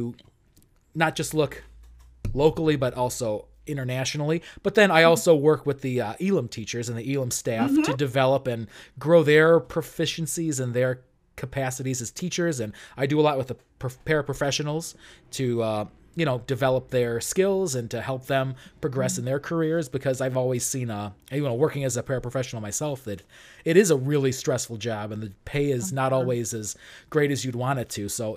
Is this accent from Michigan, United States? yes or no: no; Arlington Heights, Illinois, United States; also born or lived in Chicago, Illinois; I grew up in Arlington Heights. I've been there for, I spent my first 25 years there